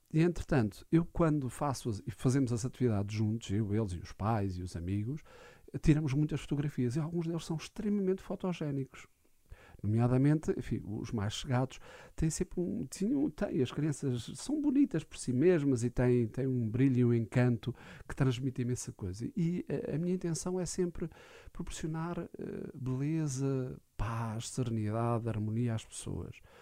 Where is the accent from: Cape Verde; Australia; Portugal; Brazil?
Portugal; Alcobaça, Centro; also born or lived in Lourinhã / Caldas da Rainha; Eu sou da Alcobaça